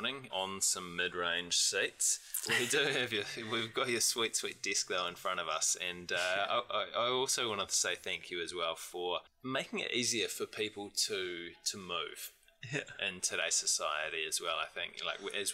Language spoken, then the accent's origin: English; New Zealand; as youngish Kiwi males